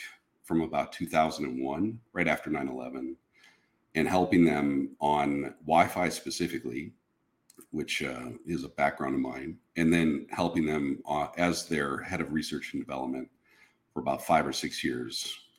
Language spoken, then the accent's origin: English; Minnesota, United States; In Minnesota. I was born kind of in the western, they're suburbs now, but it was pretty rural when I grew up there. But born in Minnesota back in the 70s.